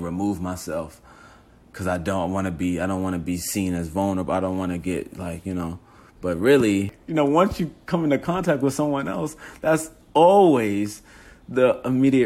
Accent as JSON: {"language": "English", "town": "New York City", "region": "New York", "country": "United States", "said": "I'm from Harlem"}